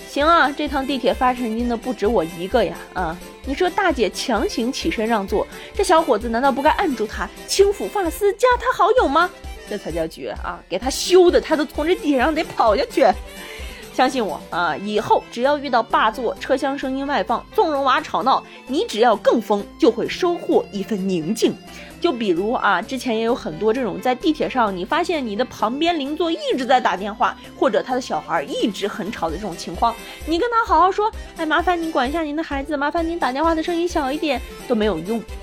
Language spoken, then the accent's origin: Chinese; Harbin, Heilongjiang, China; 前几年呢，我觉得这个我们老家的这个温度真的是比现在还要更低，也不知道小的时候是怎么过的啊。然后最近这个哈尔滨冰雪大世界真的是特别特别的火